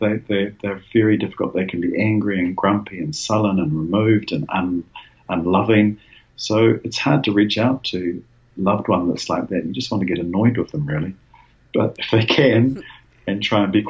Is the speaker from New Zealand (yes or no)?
yes; Wellington, New Zealand; my hometown in Wellington